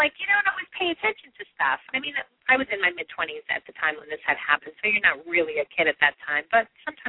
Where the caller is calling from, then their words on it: New York, United States; I'm calling from New York.